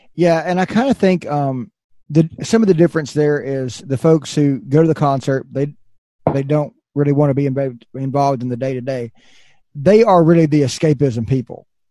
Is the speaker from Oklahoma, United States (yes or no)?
no; Fayetteville, Arkansas, United States; my hometown of Fayetteville, Arkansas